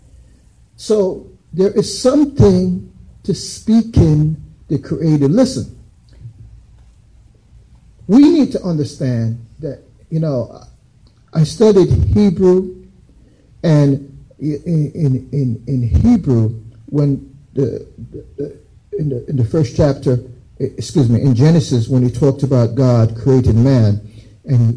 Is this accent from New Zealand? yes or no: no; Jamaica; also born or lived in United States; I grew up in Jamaica